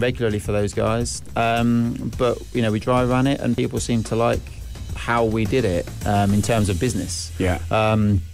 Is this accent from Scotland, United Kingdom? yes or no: no; West London, United Kingdom; moved away as an adult; now in United Arab Emirates; I grew up just outside London, West London.